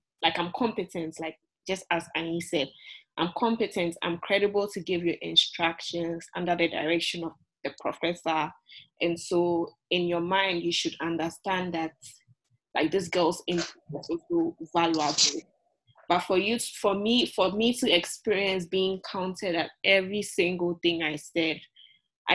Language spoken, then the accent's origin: English; Ghana; now in United States; I'm from Ghana, I'm from Africa